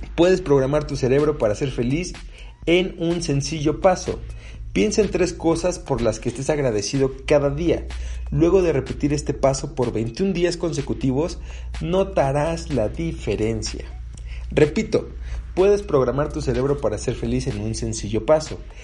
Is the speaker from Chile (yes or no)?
no; Mexico; acá en México